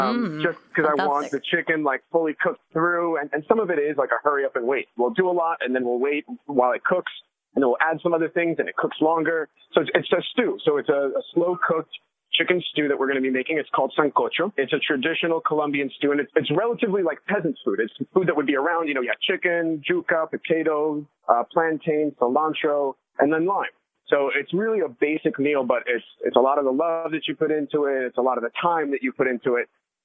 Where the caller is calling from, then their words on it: Brooklyn, New York, United States; At the Pfizer building in Brooklyn.